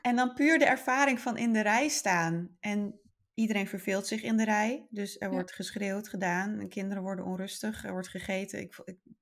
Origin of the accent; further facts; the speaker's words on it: northern Netherlands, Netherlands; ik ben wel een Noord-Nederlander